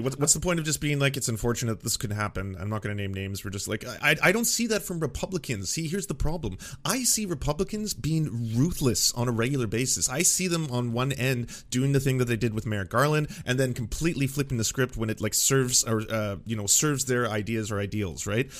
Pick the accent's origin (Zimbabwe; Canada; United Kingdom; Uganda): Canada; as a Canadian